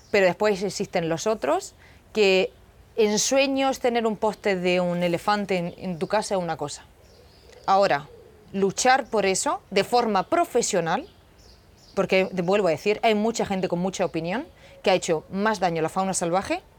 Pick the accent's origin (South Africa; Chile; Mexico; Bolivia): South Africa; que yo crecí en Sudáfrica con, con sudafricanos o con gente local y no tenía ningún prejuicio.